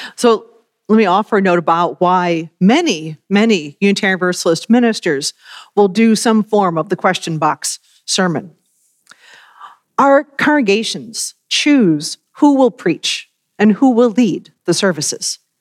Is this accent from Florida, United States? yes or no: no; Worcester, Massachusetts, United States; moved away; grew up in the congregation in Worcester, Massachusetts